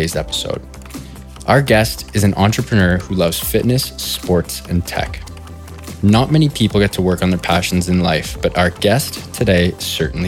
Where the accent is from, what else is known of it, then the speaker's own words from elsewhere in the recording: Toronto, Ontario, Canada; accent: Canadian; I'm from Toronto, born and raised. They probably hear my Canadian accent.